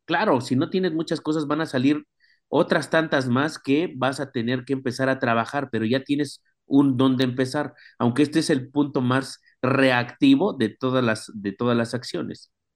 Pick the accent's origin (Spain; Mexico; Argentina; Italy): Mexico; ya tenemos como mexicanos un derecho